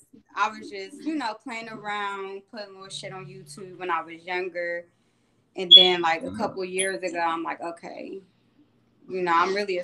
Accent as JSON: {"language": "English", "town": "Columbus", "region": "Ohio", "country": "United States", "said": "I'm from Columbus, Ohio, 614, you know, home of the Buckeyes"}